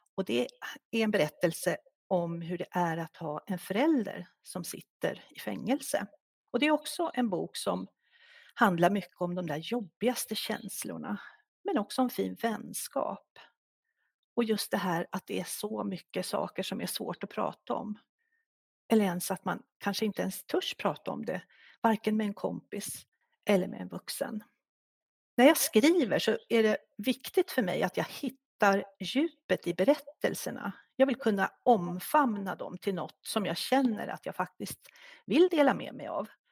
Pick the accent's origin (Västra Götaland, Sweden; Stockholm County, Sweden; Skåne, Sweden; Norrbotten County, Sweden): Stockholm County, Sweden; Stockholm; moved away as an adult; now in Järvsö, Sweden; Vi kommer ursprungligen från Stockholm, men vi ledsnade i början på 90-talet på stressen i Stockholm, så vi drog faktiskt norröver och bor sedan 30 år tillbaka i Järvsö.